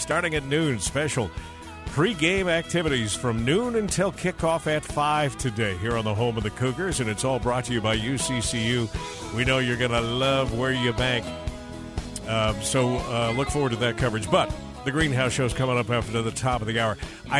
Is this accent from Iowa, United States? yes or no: no; Southern California, United States; now in Utah, United States; I grew up in Southern California.